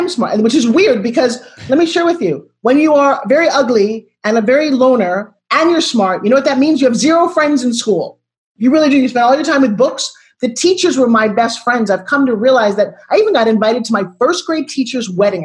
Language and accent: English; Long Island, New York, United States; grew up talking like this because I'm from New York